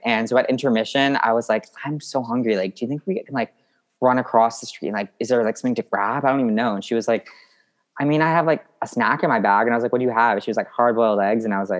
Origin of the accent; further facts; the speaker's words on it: Massachusetts, United States; also born or lived in New York; Born in New York and I grew up in Massachusetts.